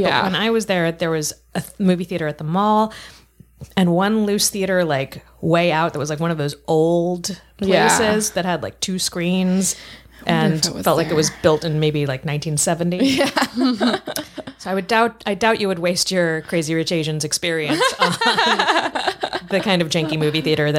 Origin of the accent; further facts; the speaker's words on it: Denver, Colorado, United States; I grew up in Denver.